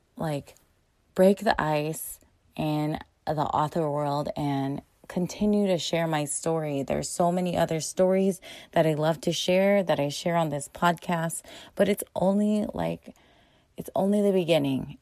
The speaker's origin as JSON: {"language": "English", "country": "United States", "tie": "born or raised there", "said": "They were born in the Philippines and they came to America to have a better life and to give us better lives and but I was born here so first generation in America"}